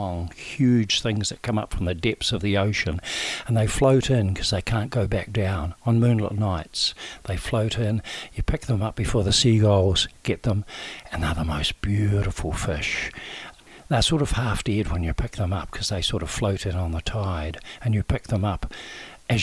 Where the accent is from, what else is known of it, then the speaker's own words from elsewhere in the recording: Balclutha, Otago, New Zealand; I was born in Balclutha, which is on the Clutha River